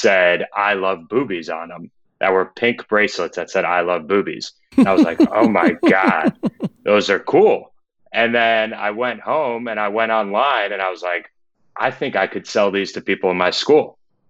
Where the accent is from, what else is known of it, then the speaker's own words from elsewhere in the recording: New York, United States; I'm from Westchester County, New York, about 45 minutes north of the city.